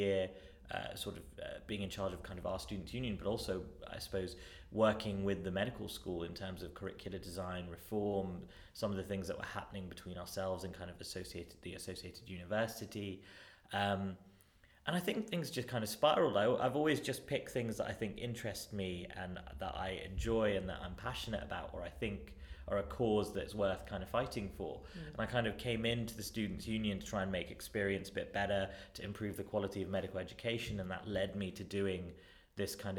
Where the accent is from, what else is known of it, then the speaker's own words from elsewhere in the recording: Wembley, London, United Kingdom; also born or lived in Northampton / Leicester; I grew up in Northwest London in a place called Wembley